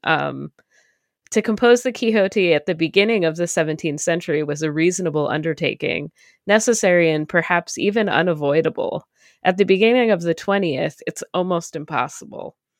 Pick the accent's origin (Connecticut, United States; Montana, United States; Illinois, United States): Connecticut, United States; moved away; also born or lived in New York City; I grew up in Connecticut